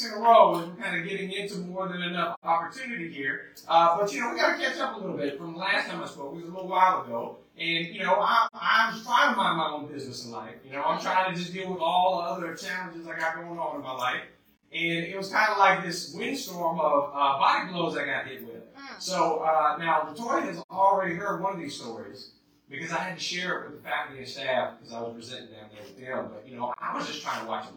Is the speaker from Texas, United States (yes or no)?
no; Las Vegas, Nevada, United States; now in Alabama, United States; I grew up in Vegas